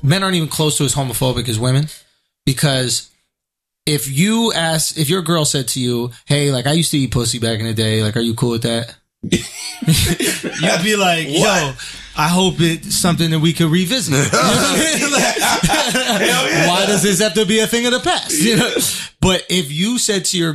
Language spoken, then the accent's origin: English; New York City, New York, United States; I grew up in New York City